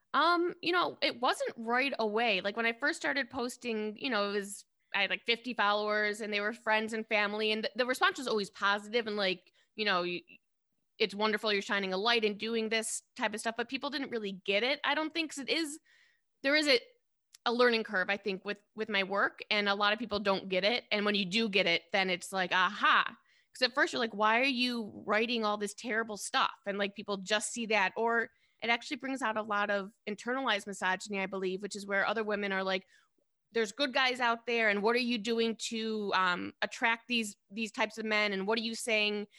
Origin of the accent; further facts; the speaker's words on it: Detroit, Michigan, United States; moved away as an adult; also born or lived in New York; I moved home to Detroit from New York about ten years ago